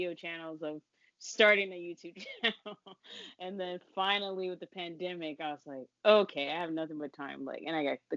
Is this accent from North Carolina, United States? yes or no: no; Fontana, California, United States; now in New York, United States